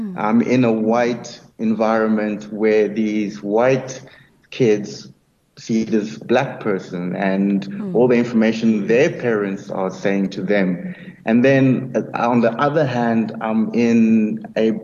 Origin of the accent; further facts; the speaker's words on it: Nelspruit, Mpumalanga, South Africa; also born or lived in Free State; I was born in the Free State, and grew up in Nelspruit, in the late 80s